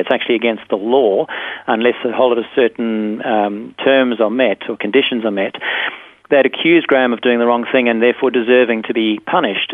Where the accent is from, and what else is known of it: South Africa; born or raised there; now in Perth, Australia